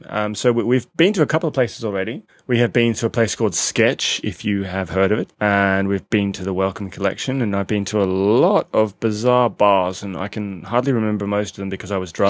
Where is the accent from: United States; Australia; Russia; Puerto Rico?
Australia; accent: Australian; now in London, United Kingdom; we're Australian. I don't know if you can tell from the accents.